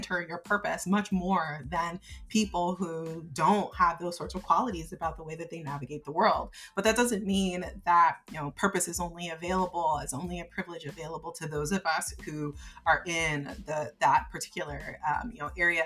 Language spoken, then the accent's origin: English; United States; I grew up in the United States